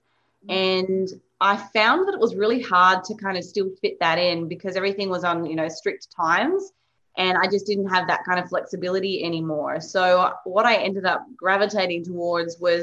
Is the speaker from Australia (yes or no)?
yes; Tasmania, Australia; moved away as an adult; also born or lived in Melbourne; I grew up in Tasmania.